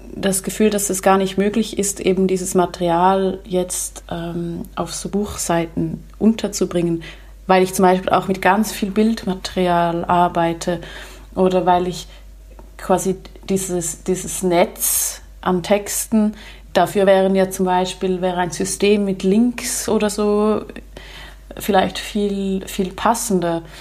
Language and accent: German; Switzerland; ich als Schweizerin oder als Europäerin